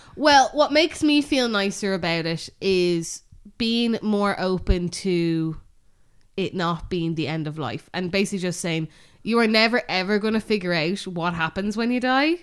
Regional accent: Bray, Leinster, Ireland; we grew up in Bray.

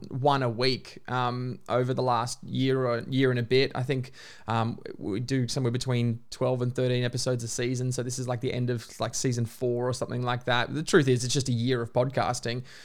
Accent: Queensland, Australia; now in Melbourne, Australia; I'm a Queenslander by birth, Melburnian by choice

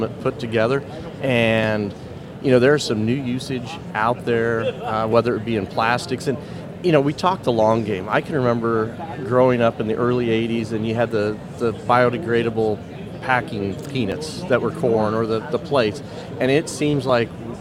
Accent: Colorado, United States; I'm from Colorado

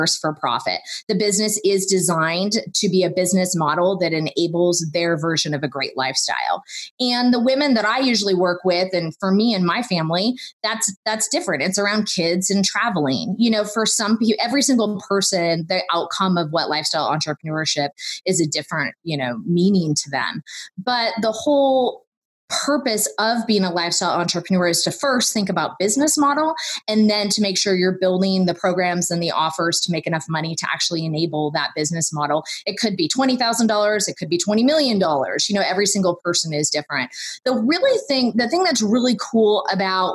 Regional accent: California, United States; I grew up in California

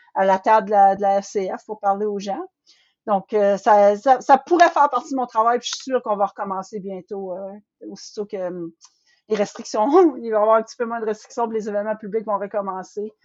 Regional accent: northern Ontario, Canada; je viens du nord de l'Ontario aussi

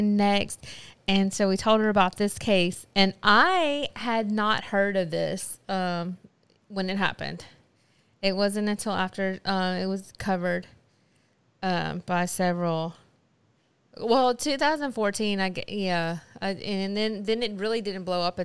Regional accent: United States

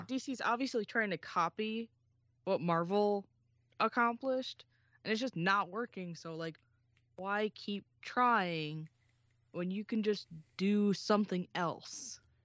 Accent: Midwest, United States; accent: Midwest; my Midwest accent

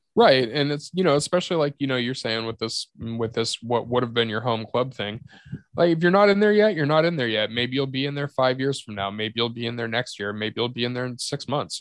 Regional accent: Yakima, Washington, United States; Yakima is my hometown. I know almost everybody in that town.

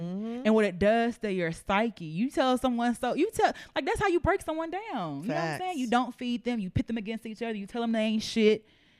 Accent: Nigeria; I'm Nigerian.

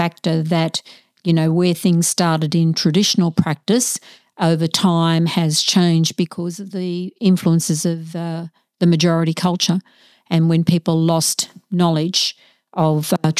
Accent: Sydney, New South Wales, Australia; born there; I was born in Sydney. My father was raised as a traditional Aboriginal man and my mother's Greek-Turkish.

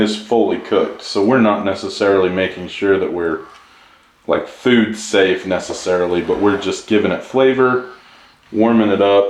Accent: United States; So growing up in Utah/Idaho

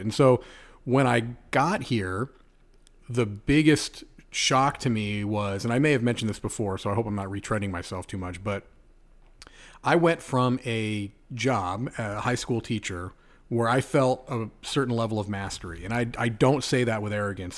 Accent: Southern California, United States; moved away as an adult; also born or lived in Connecticut / New York / Nevada / Indiana; now in South Florida, United States; I was born and raised in California

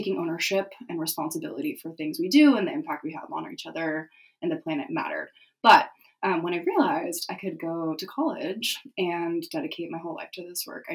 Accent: San Diego, California, United States; I'm from San Diego, California

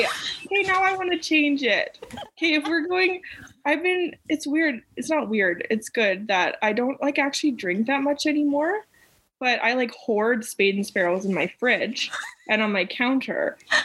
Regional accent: Carseland, Alberta, Canada; I actually loved growing up in a small town.

